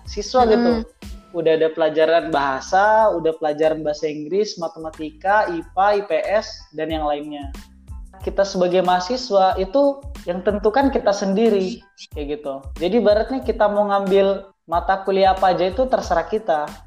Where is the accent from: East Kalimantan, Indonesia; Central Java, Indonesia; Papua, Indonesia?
East Kalimantan, Indonesia; Bontang; born there; Saya saya lahir di kota Bontang, tepatnya pada tanggal 30 April 1999.